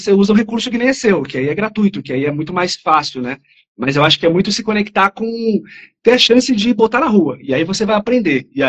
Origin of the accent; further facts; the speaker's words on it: São Paulo, Brazil; sou aqui de São Paulo, aqui da ZL.